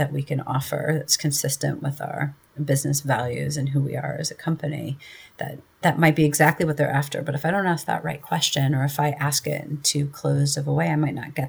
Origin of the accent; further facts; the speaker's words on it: Midwestern US, United States; accent: Midwestern; moved away as an adult; now in New York City, United States; a white woman who perhaps has a bit of a Midwestern accent